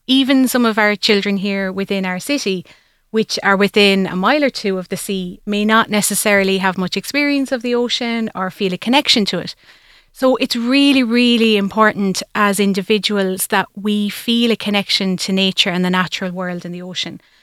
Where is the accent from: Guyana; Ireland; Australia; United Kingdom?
Ireland; Tipperary, Munster; I grew up myself in Tipperary, so I was nowhere near the coastline